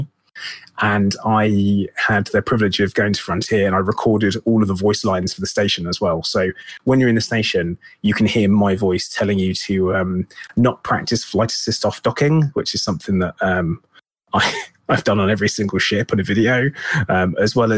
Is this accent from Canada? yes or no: no; United Kingdom; being British